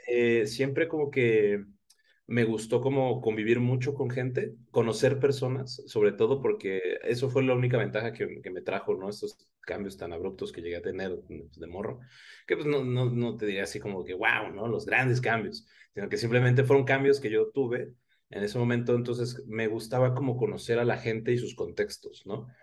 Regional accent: Oaxaca, Mexico; also born or lived in Guadalajara; now in Mexico City, Mexico; nací en Guadalajara, eh, viví muchos años en Oaxaca, ahorita resido en la Ciudad de México

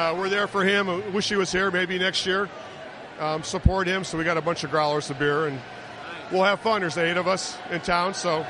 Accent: Kent, Ohio, United States; We're from Kent, Ohio

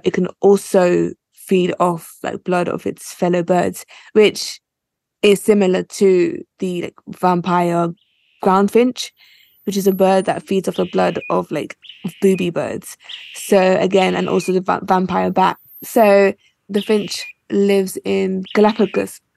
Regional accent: United Kingdom; So I'm Nigerian, but I was born in the UK.

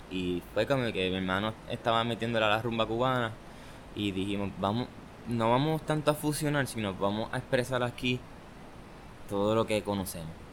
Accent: Añasco, Puerto Rico; also born or lived in Aguadilla, Puerto Rico; now in Mayagüez, Puerto Rico; de Añasco, pero este, siempre he dicho que soy adoptivo de Aguadilla y de Mayagüez

